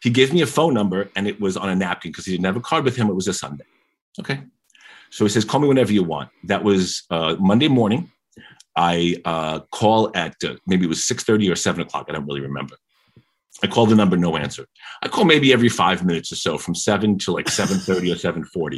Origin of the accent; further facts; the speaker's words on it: New York City, New York, United States; I'm a kid from Queens